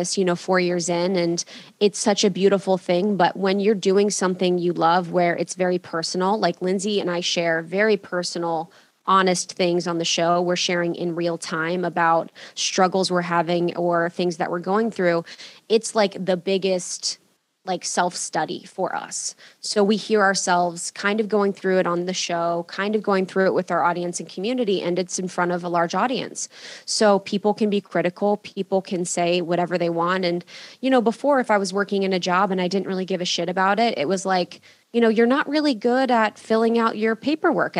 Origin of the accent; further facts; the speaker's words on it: Ohio, United States; I grew up in Ohio in a small town